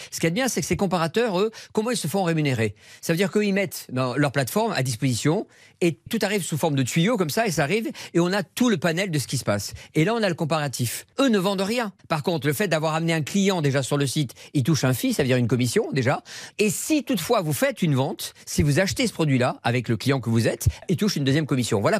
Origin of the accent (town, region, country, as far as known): south-west France, France; born or raised there